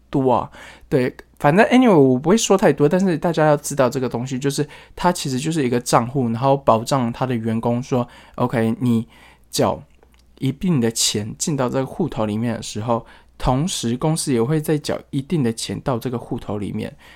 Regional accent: Taiwan; moved away as an adult; also born or lived in Shanghai, China; 跟我一样，就是从台湾招进来

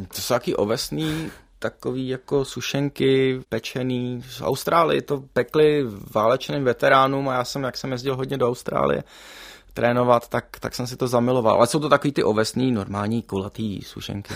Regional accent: Prague, Czechia; jak jsem pražský dítě, tak my jsme s rodičema nikdy nejezdili na hory

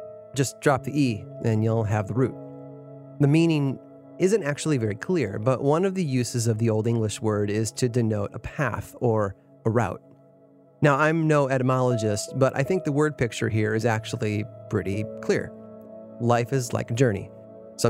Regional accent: Chicago, Illinois, United States; moved away as an adult; also born or lived in Boston; Growing up in the Chicago area

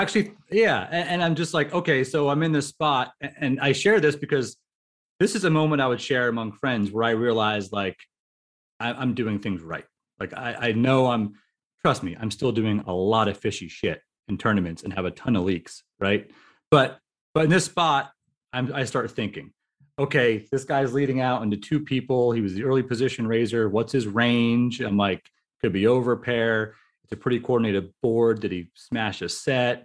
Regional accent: New Jersey, United States; I'm from New Jersey

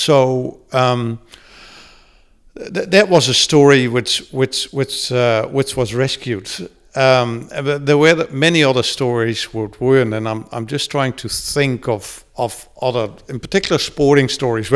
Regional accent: Netherlands; first language Dutch; English is a second language; moved away as an adult; now in New Zealand; growing up in Holland, you know, around the 60s and 70s

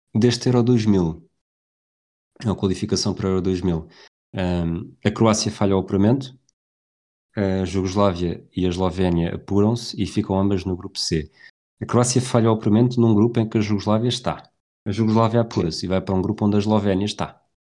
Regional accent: Tires, Lisbon, Portugal; eu sou de Tires. Nunca disseste que eu era de Tires ou que eu cresci em Tires.

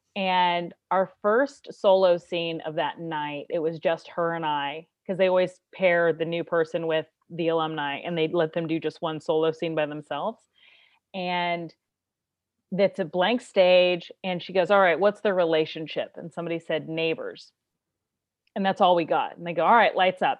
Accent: Kansas City, United States; now in Los Angeles, United States; I'm originally from Kansas City

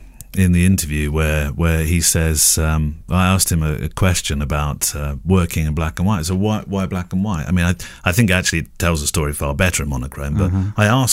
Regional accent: United States; now in Mexico City, Mexico; I'm originally from the States, been living the last 10 years in Mexico City, and I'm in the process of getting my documentary wedding photo business off the ground here.

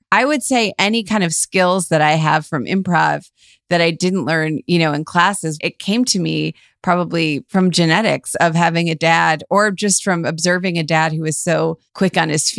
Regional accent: Cleveland, Ohio, United States; moved away; I was just in Cleveland and I was driving down Giles Road, which is really close to where we grew up.

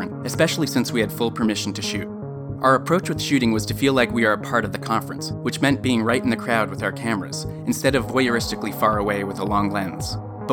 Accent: Canada; accent: thick Canadian; my thick Canadian accent

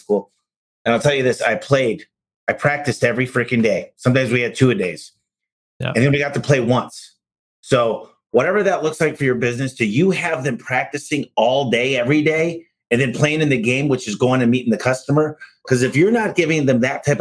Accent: Michigan, United States; I'm from Michigan

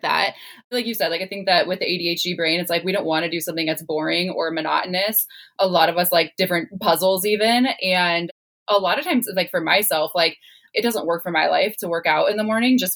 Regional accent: Midwest, United States; I was raised in the Midwest

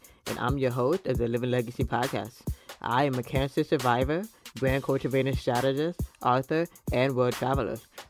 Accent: Florida, United States; I'm from Florida

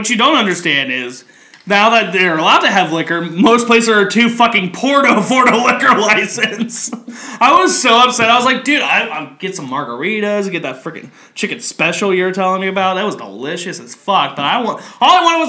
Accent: Kentucky, United States; moved away; I grew up in Kentucky

